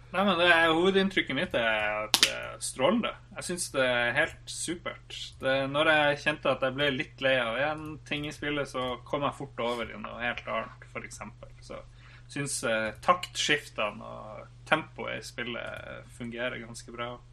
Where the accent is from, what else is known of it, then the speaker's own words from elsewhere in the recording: Norway; vi er fra Norge